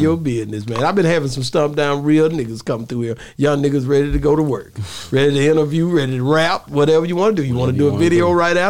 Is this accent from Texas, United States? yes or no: yes; Texas side, United States; But I'm from the Texas side. 100%. I'm from the Caddo Lake.